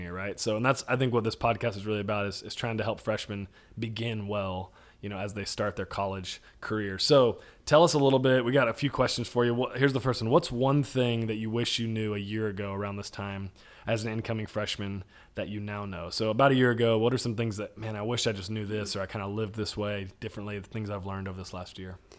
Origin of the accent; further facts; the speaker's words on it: Dallas, Texas, United States; moved away as an adult; now in Waco, United States; I was from North Dallas area before that, came to Waco